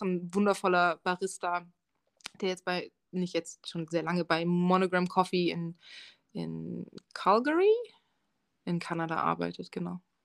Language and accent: German; Dresden, Saxony, Germany; also born or lived in England / Marburg / Canada / Berlin; now in Munich, Germany; Ich komme aus Dresden ursprünglich. Und ich bin ziemlich viel umgezogen ähm, in Dresden geboren und aufgewachsen